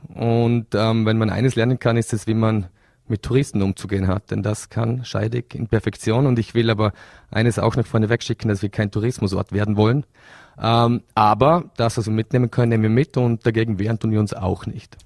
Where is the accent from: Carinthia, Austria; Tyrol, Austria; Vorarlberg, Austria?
Vorarlberg, Austria; bei uns in äh, Vorarlberg